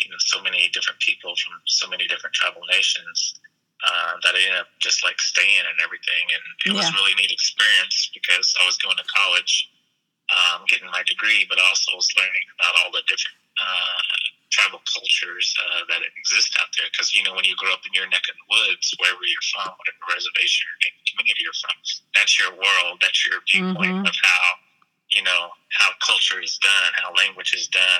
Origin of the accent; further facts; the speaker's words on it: small town outside of Tulsa, Oklahoma, United States; I grew up in Oklahoma and in a little small town outside of Tulsa